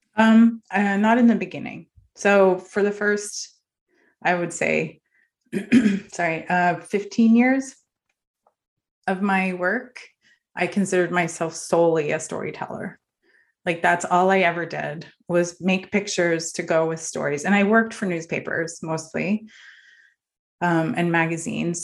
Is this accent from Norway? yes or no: yes; Norway; moved away; also born or lived in northern Norway; I grew up in Norway